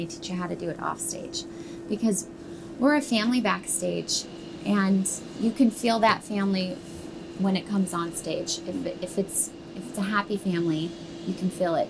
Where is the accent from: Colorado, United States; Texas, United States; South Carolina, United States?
Colorado, United States; Denver; I grew up in Denver